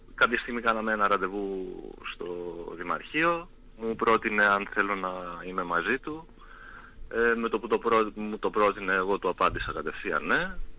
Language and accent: Greek; Lemnos, North Aegean, Greece; θέλω να προσφέρω κι εγώ στον τόπο μου